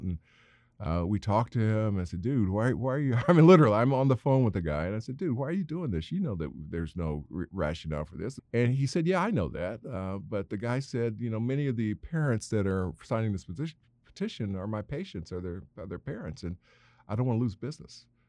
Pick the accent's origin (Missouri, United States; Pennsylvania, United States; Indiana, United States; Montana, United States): Indiana, United States; my home state of Indiana. Now, remember when I was, uh, sixteen, I wanted to get out of Indiana